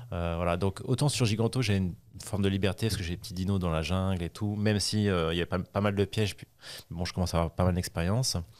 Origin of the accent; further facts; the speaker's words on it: Paris, Île-de-France, France; je suis parisien, je suis latin, je suis français